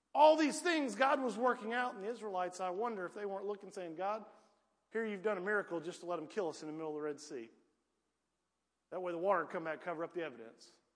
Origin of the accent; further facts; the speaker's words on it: Piedmont, United States; I was raised in Piedmont